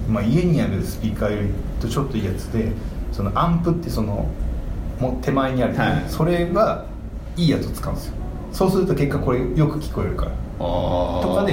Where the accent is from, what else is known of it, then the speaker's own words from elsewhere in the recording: Osaka, Japan; あの大阪出身だから